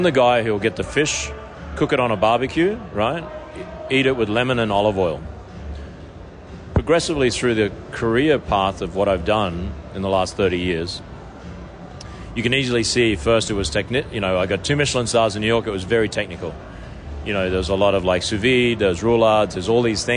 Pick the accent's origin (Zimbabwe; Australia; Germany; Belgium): Australia; now in Las Vegas, United States; how I am as an Australian